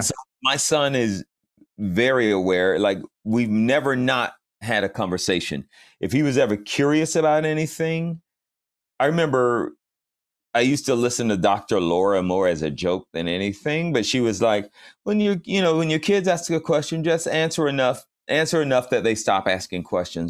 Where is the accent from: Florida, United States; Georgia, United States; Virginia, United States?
Georgia, United States; Fayetteville; I grew up in Fayetteville, Georgia